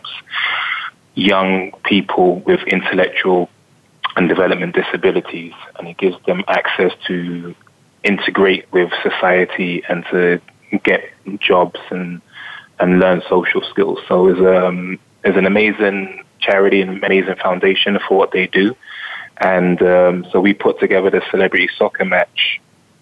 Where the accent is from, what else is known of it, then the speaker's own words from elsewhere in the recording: London, United Kingdom; I grew up in Northwest London.